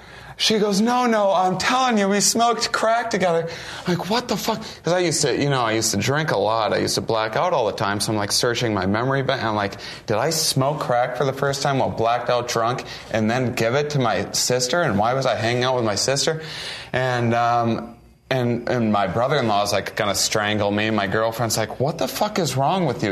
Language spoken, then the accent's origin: English; Wisconsin, United States; moved away; I'm from Wisconsin, originally